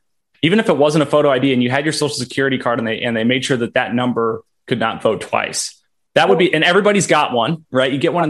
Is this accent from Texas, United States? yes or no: yes; Texas, United States; can impact, you know, policy at the federal level that impacts my life as a Texan, right?